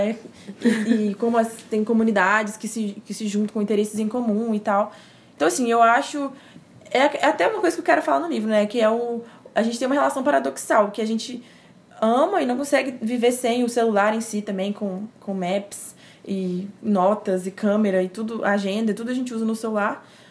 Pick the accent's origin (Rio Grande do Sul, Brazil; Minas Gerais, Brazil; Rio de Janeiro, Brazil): Minas Gerais, Brazil; Timóteo; accent: mineiro; also born or lived in Belo Horizonte; eu sou de Minas Gerais, temos aí um pouco de sotaque mineiro.